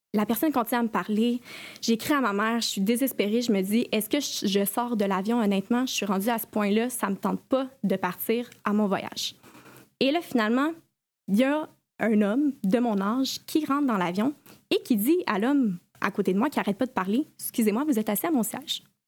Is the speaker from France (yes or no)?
no; Collège Saint-Sacrement, Quebec, Canada; also born or lived in Sherbrooke, Canada; je suis une ancienne élève du Collège Saint-Sacrement.